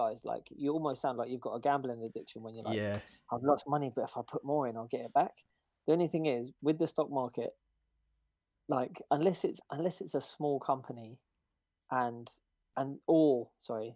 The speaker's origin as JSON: {"language": "English", "region": "Scotland", "country": "United Kingdom", "moved": "yes", "said": "I'm from Scotland originally."}